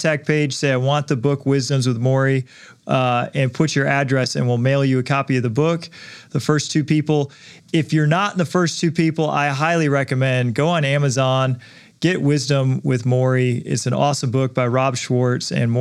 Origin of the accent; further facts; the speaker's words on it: Detroit, Michigan, United States; I grew up in Detroit.